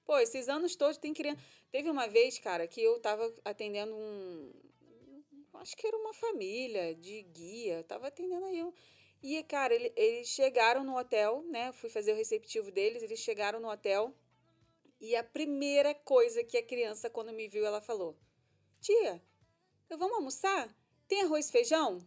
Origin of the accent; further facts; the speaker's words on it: Rio de Janeiro, Brazil; moved away as an adult; now in Orlando, United States; Nós somos do Rio, a gente já frequentava esse restaurante quando a gente né, morava no Brasil